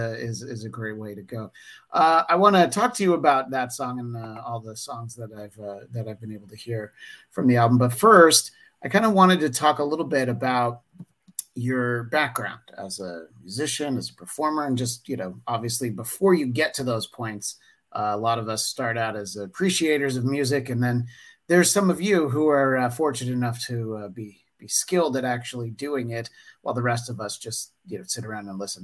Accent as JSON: {"language": "English", "region": "New York", "country": "United States", "tie": "born or raised there", "moved": "as an adult", "lives_now": "Los Angeles, United States", "said": "I grew up in New York and I've lived in LA for 20 years"}